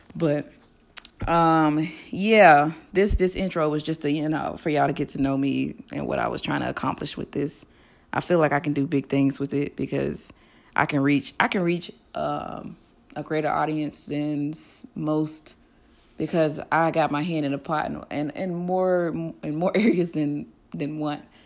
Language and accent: English; Florida, United States; moved away as an adult; also born or lived in Fort Lauderdale / Tallahassee; I'm from Florida. I lived in Fort Lauderdale and Tallahassee all of my life, um, between the two cities